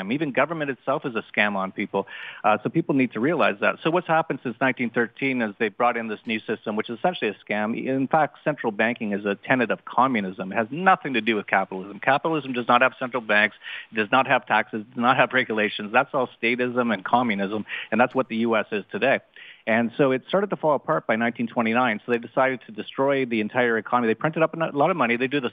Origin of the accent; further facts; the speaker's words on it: Vancouver, British Columbia, Canada; I was born in Canada